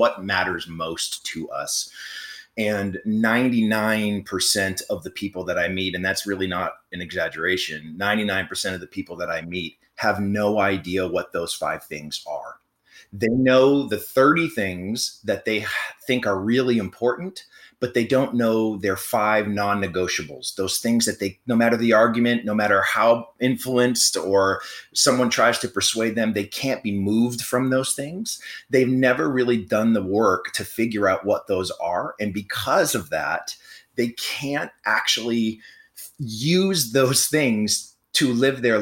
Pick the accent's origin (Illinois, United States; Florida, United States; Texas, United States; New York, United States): Florida, United States; I'm from Florida.